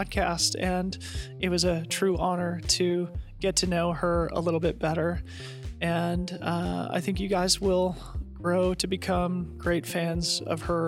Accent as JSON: {"language": "English", "town": "Boulder", "region": "Colorado", "country": "United States", "tie": "born or raised there", "moved": "yes", "lives_now": "Portland, United States", "said": "I grew up in Boulder. We live in Portland now"}